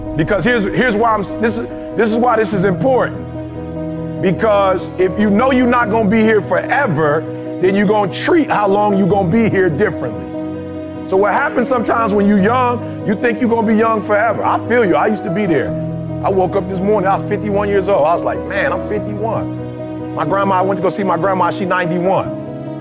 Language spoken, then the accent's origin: English; Detroit, Michigan, United States; also born or lived in Chicago; I'm from Chicago originally, grew up in Detroit.